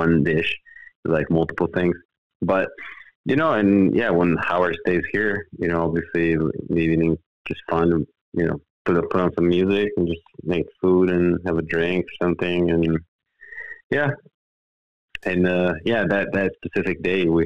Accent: Italy; born or raised there; moved away as an adult; now in Los Angeles, United States

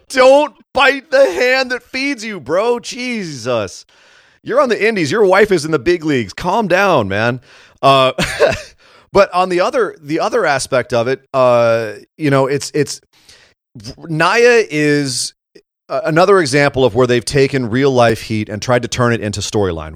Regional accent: Scotland, United Kingdom; I'm also Scottish.

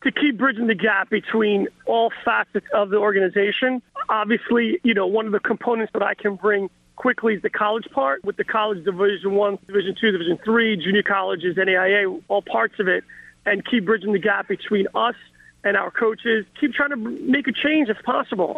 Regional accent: New York, United States; a kid growing up in New York

